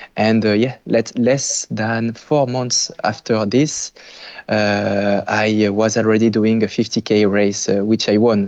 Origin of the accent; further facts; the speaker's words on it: France; moved away as an adult; now in Quebec, Canada; I'm French originally